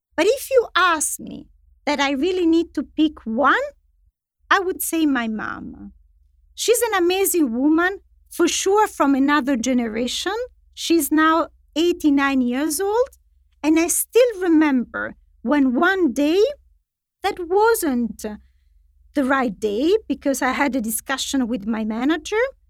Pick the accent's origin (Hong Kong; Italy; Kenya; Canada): Italy; moved away; in Italy, which is my home country